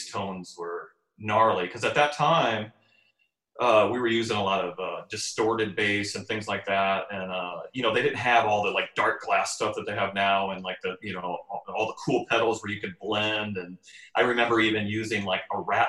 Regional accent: Iowa, United States; now in Arizona, United States; I grew up in Iowa

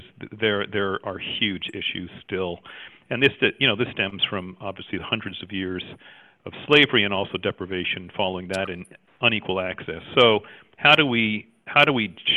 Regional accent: Canada; also born or lived in Jamaica; I was actually born in Jamaica, as you can tell by my thick Jamaican accent. and I grew up in Canada. I was only in Jamaica for a year

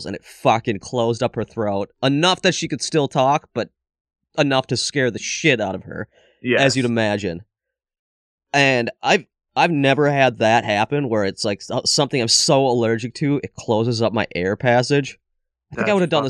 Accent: Minnesota, United States; I'm from Minnesota, which is basically Canada.

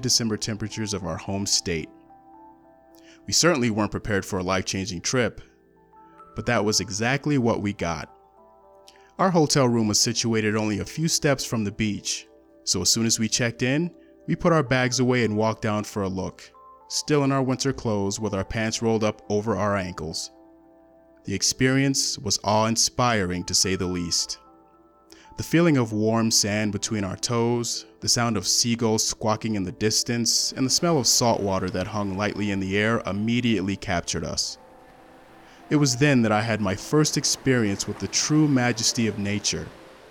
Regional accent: Colorado, United States; I was born and raised in Colorado

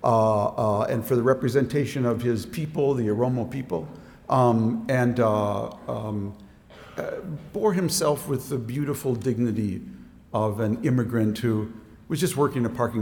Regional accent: Minnesota, United States; now in Washington, D.C., United States; the time and place where I grew up in Minnesota

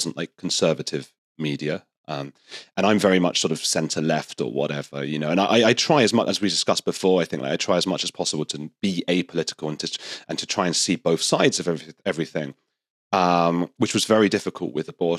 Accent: United Kingdom; also born or lived in Argentina; I'm British

